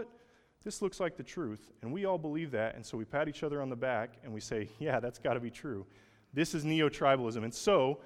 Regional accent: Oklahoma, United States; I'm from Oklahoma.

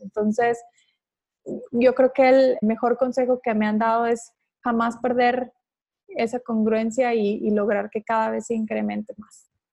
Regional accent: Ciudad Juárez, Chihuahua, Mexico; yo soy de Ciudad Juárez

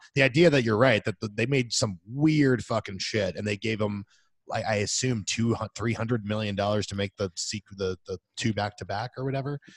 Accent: Florida, United States; growing up in Florida

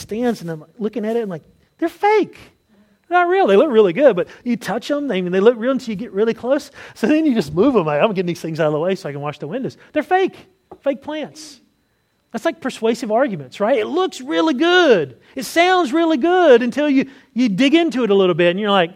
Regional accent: North Carolina, United States; accent: Southern; moved away; my home state of North Carolina

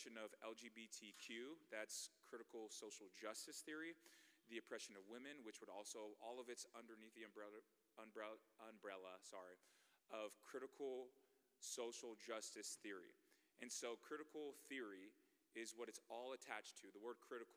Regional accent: Bay Area, California, United States; moved away as an adult; also born or lived in Nebraska; I'm from the Bay Area

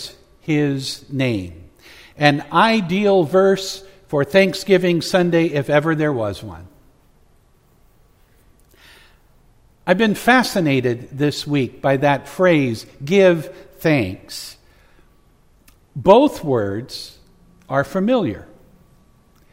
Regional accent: Oakdale, United States; Growing up in the Methodist Church in Oakdale

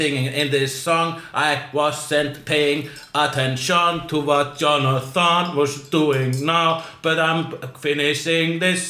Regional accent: Iceland; I'm Icelandic.

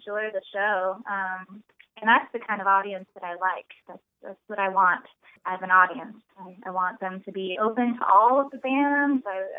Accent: Pacific Northwest, United States; moved away as an adult; also born or lived in China / Austin, Texas; I was raised mostly in the Pacific Northwest

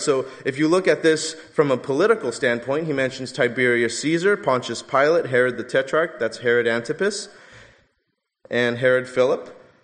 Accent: Southern California, United States; I'm from Southern California because only we call the five the five

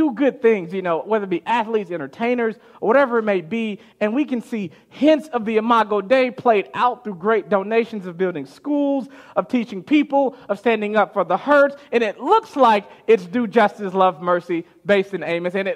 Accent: Chicago, Illinois, United States; growing up in Chicago

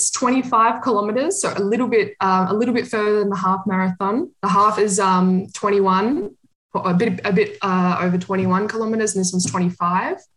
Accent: Australia; moved away as an adult; now in Berlin, Germany; I'm from Australia, but um, I've been living in Berlin, Germany for the last two years.

